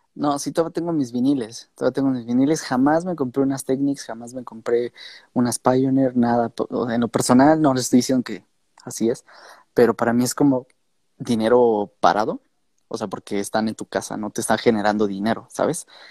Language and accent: Spanish; Mexico; nosotros como mexicanos